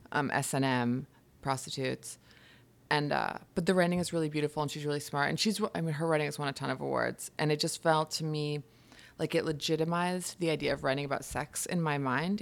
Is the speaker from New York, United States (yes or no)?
yes; Hudson Valley, upstate New York, United States; moved away as an adult; also born or lived in London; now in New York City, United States; I grew up in upstate New York, in the Hudson Valley.